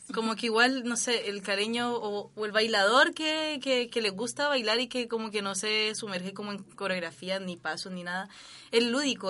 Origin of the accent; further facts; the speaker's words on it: Cali, Valle del Cauca, Colombia; now in Chile; yo vengo de Cali también